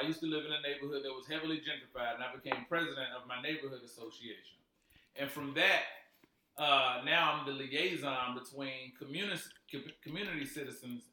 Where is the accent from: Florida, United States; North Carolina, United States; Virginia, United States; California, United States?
North Carolina, United States; Wilmington; now in Charlotte, United States; I'm from Wilmo